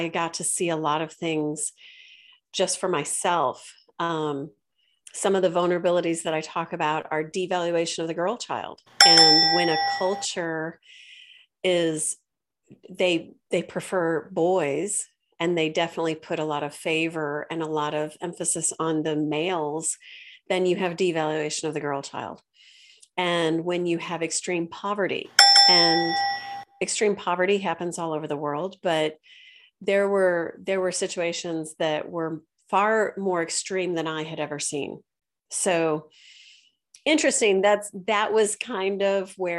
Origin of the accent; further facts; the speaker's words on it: St. Louis, Missouri, United States; also born or lived in China; I'm from St. Louis originally.